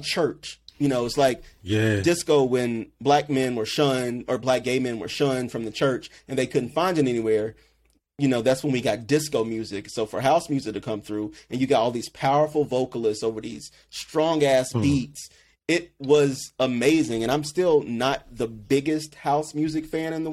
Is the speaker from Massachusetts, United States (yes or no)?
no; South Carolina, United States; moved away as an adult; also born or lived in Washington, D.C.; growing up in South Carolina